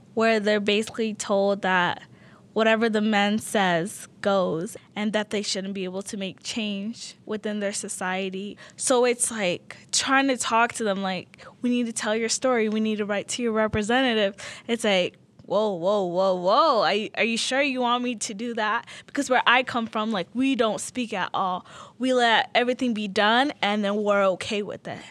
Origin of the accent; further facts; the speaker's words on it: South Salt Lake, Utah, United States; English is a second language; also born or lived in Sudan; I grew up in the South Park apartments. It was all refugees